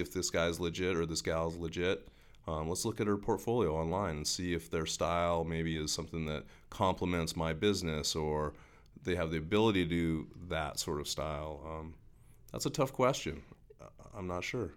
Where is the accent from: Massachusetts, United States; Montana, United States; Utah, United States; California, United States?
Montana, United States; Helena; I grew up in Helena